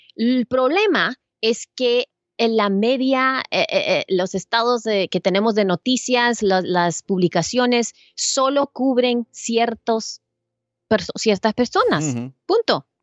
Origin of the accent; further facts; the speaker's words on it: El Salvador; now in United States; yo soy salvadoreña, yo vengo de Salvador